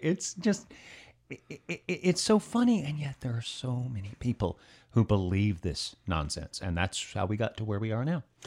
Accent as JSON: {"language": "English", "region": "Alabama", "country": "United States", "tie": "born or raised there", "said": "That's, of course, my home state"}